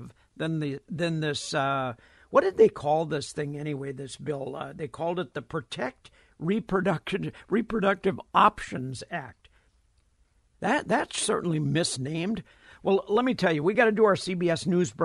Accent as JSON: {"language": "English", "region": "Minnesota", "country": "United States", "said": "I come from Minnesota."}